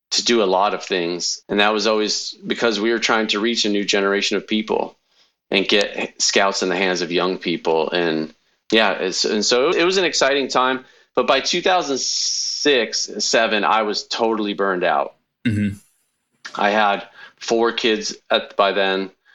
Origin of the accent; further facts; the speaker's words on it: Connecticut, United States; moved away as an adult; also born or lived in California; now in Iowa, United States; I grew up in Connecticut till I was 18, took a plane, flew across the country to California